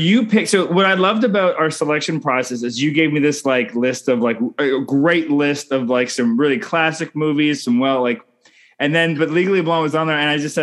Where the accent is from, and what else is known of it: Canada